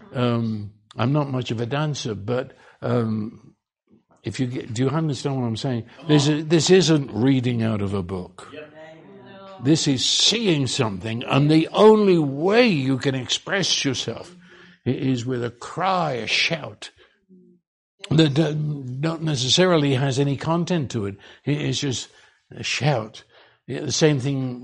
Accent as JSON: {"language": "English", "country": "United Kingdom", "said": "I'm Brit."}